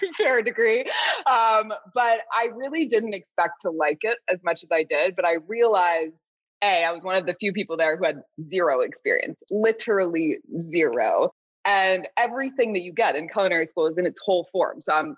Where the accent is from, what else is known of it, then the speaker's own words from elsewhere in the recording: Southern California, United States; I grew up in Southern California